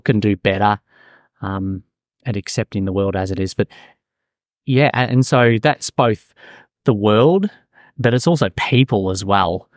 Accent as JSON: {"language": "English", "town": "Melbourne", "region": "Victoria", "country": "Australia", "tie": "born or raised there", "moved": "yes", "lives_now": "Auckland, New Zealand", "said": "I'm originally from Melbourne, Australia"}